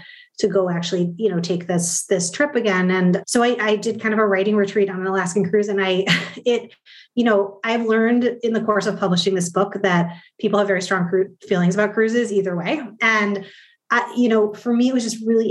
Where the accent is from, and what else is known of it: Midwest, United States; born or raised there